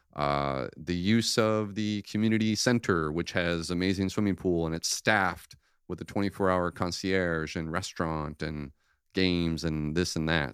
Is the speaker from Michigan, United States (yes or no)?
yes; Michigan, United States; now in Orlando, United States; I grew up in Michigan